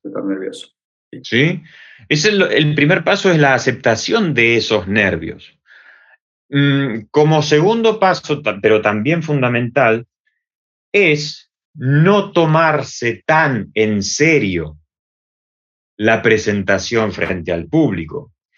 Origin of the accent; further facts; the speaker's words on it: Buenos Aires, Argentina; accent: Argentine; moved away as an adult; now in Valencia, Spain; mi acento es argentino, así que para las personas que estén escuchando van a notar una diferencia entre el acento español de aquí de España y el acento argentino eh, de Buenos Aires, de donde he nacido yo